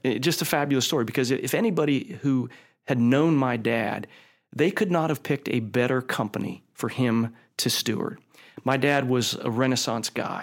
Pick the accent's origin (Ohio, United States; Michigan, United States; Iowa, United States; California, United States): Ohio, United States; Youngstown; I grew up in Youngstown, Ohio, and that's where my family was.